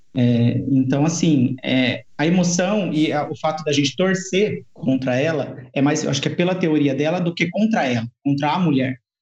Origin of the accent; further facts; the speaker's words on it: Mogi Guaçu, São Paulo, Brazil; sou de Mogi Guaçu